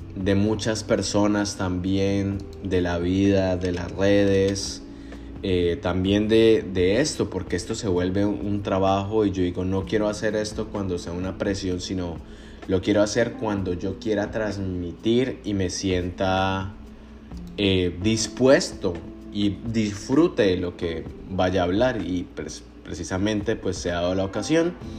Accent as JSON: {"language": "Spanish", "country": "Colombia", "said": "yo a veces me siento más mexicano que colombiano"}